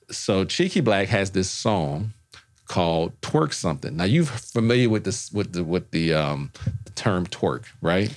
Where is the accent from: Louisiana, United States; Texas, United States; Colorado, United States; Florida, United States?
Louisiana, United States; New Orleans; moved away; I'm from New Orleans.